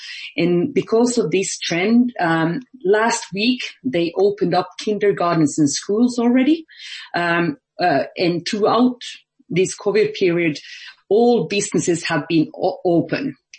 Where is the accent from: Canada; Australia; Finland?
Finland; moved away as an adult; now in Ireland; So I'm normally based in Ireland, but I actually got locked in my home country of Finland.